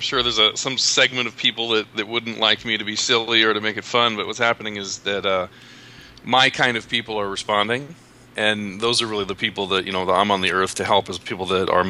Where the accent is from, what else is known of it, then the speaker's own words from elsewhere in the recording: Philadelphia, Pennsylvania, United States; moved away as an adult; now in San Diego, United States; So I came to San Diego from Philadelphia because of a girl